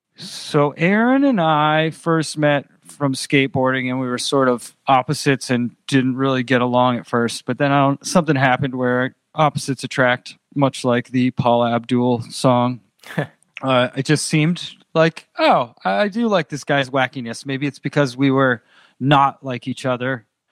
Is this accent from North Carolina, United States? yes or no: no; Andover, Massachusetts, United States; moved away as an adult; also born or lived in Pennsylvania / Los Angeles / Boston; now in New Orleans, United States; I grew up in Andover, which is twenty miles north of Boston